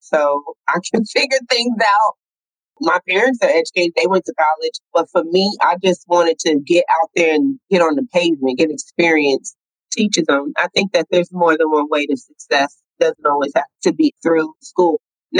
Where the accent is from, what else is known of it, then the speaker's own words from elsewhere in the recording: Brooklyn, New York, United States; also born or lived in California; I was born in Brooklyn, New York, in Crown Heights.